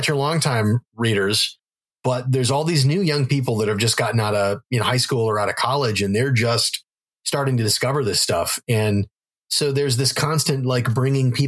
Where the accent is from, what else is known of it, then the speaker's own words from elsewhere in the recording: North Dakota, United States; moved away; also born or lived in Wisconsin; I grew up in North Dakota